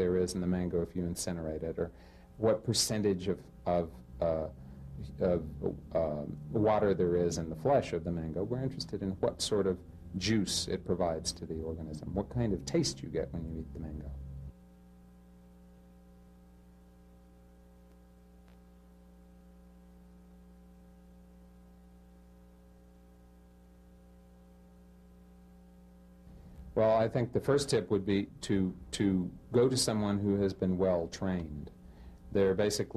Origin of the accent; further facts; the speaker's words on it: Texas, United States; moved away as an adult; also born or lived in Pune; I am originally from Texas